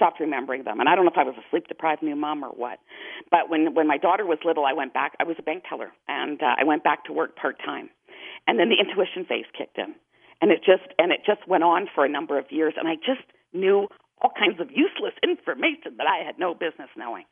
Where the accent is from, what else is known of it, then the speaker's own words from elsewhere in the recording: Toronto, Ontario, Canada; now in Calgary, Canada; I'm in Calgary, and I grew up in Toronto